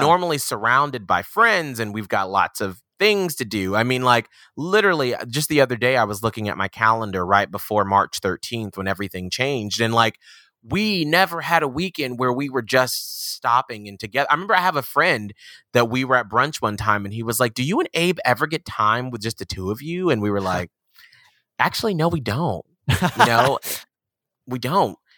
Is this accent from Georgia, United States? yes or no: yes; Atlanta, Georgia, United States; I'm from Atlanta, Georgia.